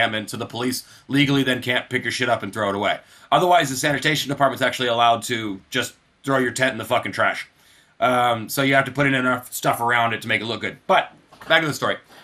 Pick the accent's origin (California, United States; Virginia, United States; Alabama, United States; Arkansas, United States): Alabama, United States; North; moved away; also born or lived in Atlanta, Georgia; the local city council in where I'm from in Alabama, where oddly enough, the current House representative for my hometown, Mo Brooks